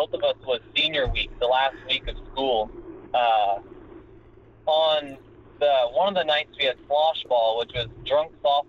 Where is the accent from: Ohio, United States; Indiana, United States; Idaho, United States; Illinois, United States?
Illinois, United States; there was actually a kid from my hometown up in Illinois